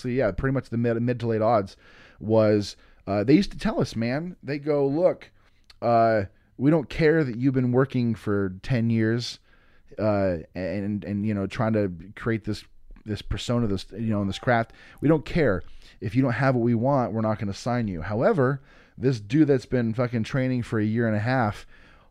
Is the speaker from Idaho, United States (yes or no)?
yes; Boise, Idaho, United States; I'm from Boise, Idaho